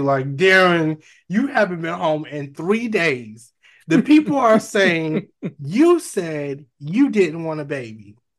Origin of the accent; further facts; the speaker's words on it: Broward County, Florida, United States; we're from Broward, which isn't Miami.